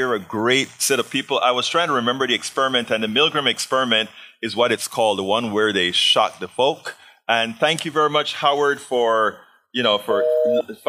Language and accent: English; Panama; moved away; I'm from Panama